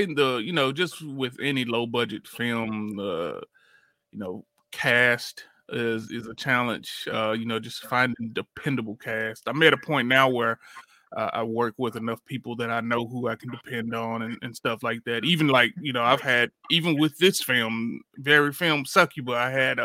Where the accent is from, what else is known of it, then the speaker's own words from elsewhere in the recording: Jackson, Tennessee, United States; I'm from Jackson, Tennessee, and I've been filmmaking since I've been, I would say, right out of high school